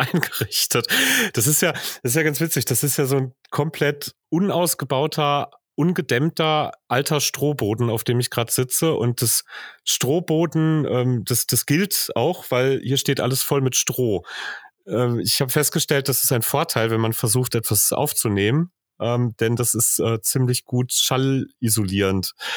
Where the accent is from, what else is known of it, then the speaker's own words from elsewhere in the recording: Hagen, North Rhine-Westphalia, Germany; moved away as an adult; also born or lived in Bochum; Im Grunde komme ich aus einem, ähm, irgendwann in den 70ern in Hagen eingegliederten jetzt vor Ort von Hagen, nämlich aus hagen hohen limburg